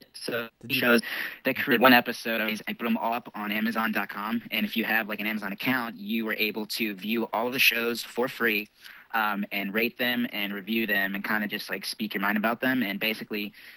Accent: Bucks County, outside Philadelphia, Pennsylvania, United States; outside of Philadelphia, where I'm from. I'm from Bucks County

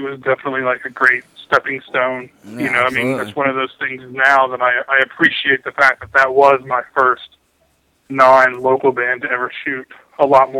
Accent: Birmingham, Alabama, United States; moved away as an adult; now in Bellingham, United States; I grew up in Alabama, lived there all my life until last year when I moved out to Bellingham, Washington.

